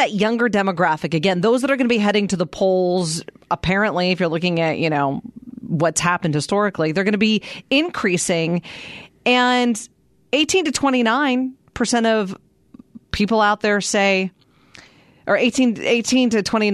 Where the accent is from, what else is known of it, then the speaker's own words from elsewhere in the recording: Pittsburgh, Pennsylvania, United States; now in Gilbert, United States; I grew up in Pittsburgh, Pennsylvania